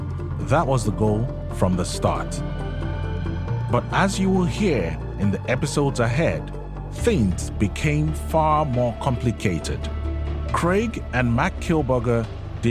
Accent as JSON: {"language": "English", "region": "Lagos", "country": "Nigeria", "tie": "born or raised there", "said": "I was born in Nigeria. I grew up surrounded by NGOs."}